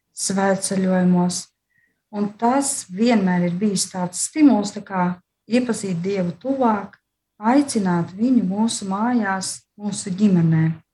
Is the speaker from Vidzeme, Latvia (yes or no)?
no; Līvāni, Latgale, Latvia; mēs esam no Latgales, no Līvāniem